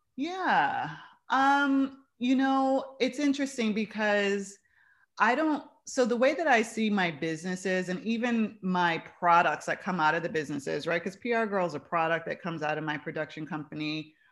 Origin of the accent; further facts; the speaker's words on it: New York City, New York, United States; now in Chicago, United States; I'm from New York. I'm from the Bronx